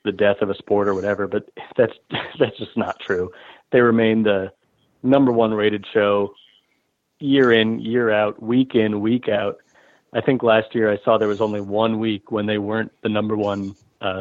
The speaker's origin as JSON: {"language": "English", "town": "Omaha", "region": "Nebraska", "country": "United States", "tie": "born or raised there", "said": "I'm sitting here in Omaha, Nebraska, right? Okay. This is my hometown"}